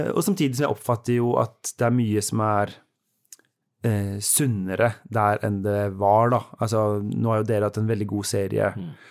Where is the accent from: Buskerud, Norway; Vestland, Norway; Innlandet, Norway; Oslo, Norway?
Oslo, Norway; moved away as an adult; now in Bergen, Norway; I Oslo, der jeg kommer fra